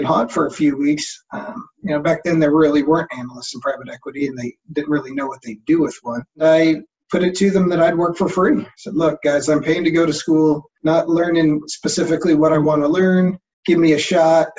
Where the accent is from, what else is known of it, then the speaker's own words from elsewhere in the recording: Bakersfield, California, United States; I grew up in Bakersfield, California